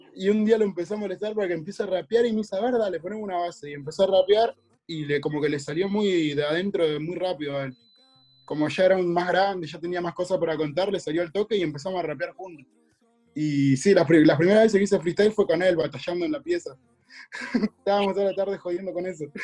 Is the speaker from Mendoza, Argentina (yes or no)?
no; Cutral Có, Neuquén, Argentina; yo vengo de un pueblo, viste, que se llama Cutralcó